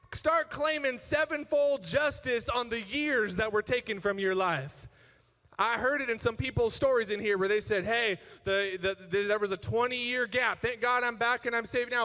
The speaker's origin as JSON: {"language": "English", "country": "United States", "said": "I'm American"}